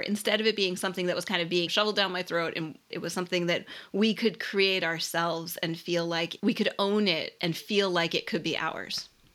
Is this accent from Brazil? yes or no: no; Philadelphia, Pennsylvania, United States; I grew up in Philadelphia